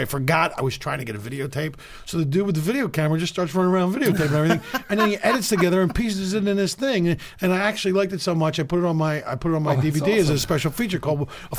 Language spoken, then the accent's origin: English; Philadelphia, Pennsylvania, United States; moved away; I'm from Philly, bro.